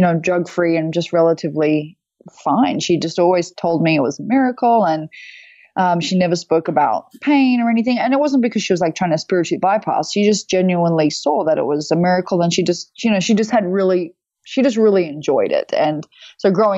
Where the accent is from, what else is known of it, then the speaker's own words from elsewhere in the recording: Australia; moved away as an adult; now in United States; I'm Australian, obviously, but I was living, I live most of the time in the US, or some of the time in the US